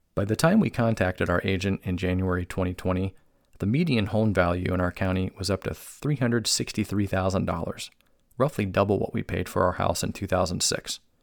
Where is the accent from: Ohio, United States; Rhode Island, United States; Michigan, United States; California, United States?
Ohio, United States; Cuyahoga Falls; moved away as an adult; also born or lived in New Hampshire / Boise, Idaho; I was born and raised in Northeast Ohio